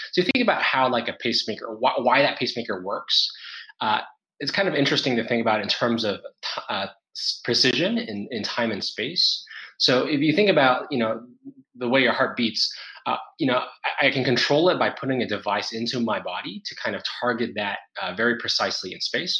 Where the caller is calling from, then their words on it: Singapore; I'm calling in from Singapore